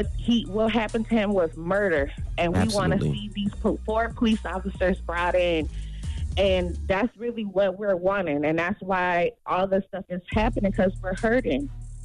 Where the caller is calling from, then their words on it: Minnesota, United States; I'm from Minnesota.